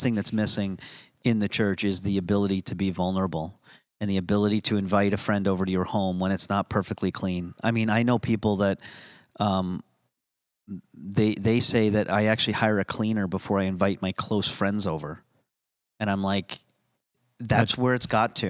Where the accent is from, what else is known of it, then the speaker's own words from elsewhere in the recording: United States; I'm American